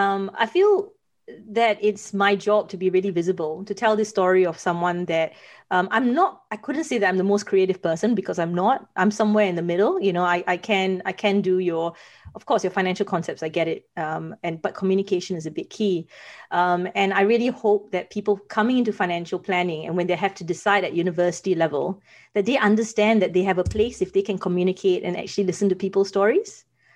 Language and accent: English; Singapore; now in Australia; I think I came from Singapore, and I got to Australia because I wanted to pursue journalism.